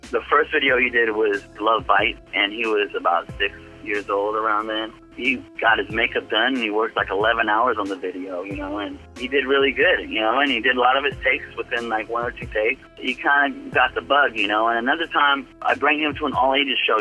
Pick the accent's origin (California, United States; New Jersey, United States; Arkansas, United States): California, United States; Bay Area; It's in the Bay Area, close to home it's Concord, California